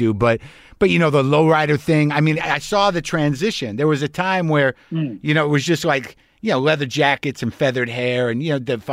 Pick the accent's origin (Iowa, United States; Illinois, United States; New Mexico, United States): New Mexico, United States; Albuquerque; moved away; also born or lived in New York; I grew up in Albuquerque